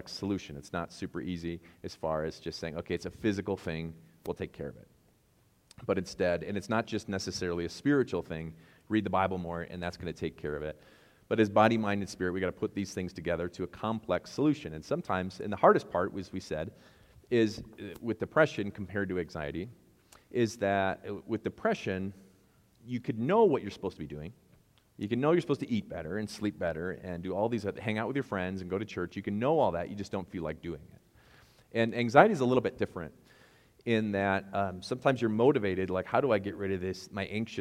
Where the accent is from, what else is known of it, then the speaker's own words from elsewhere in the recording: Wisconsin, United States; I'm from Wisconsin, and I have no idea how to say baggage without some kind of accent